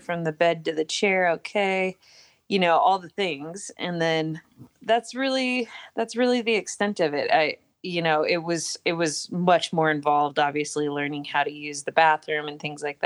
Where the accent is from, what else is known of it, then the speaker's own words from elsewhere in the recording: Farmington, New Mexico, United States; I was born and raised in Farmington, New Mexico, a little town in the northwest corner of the state.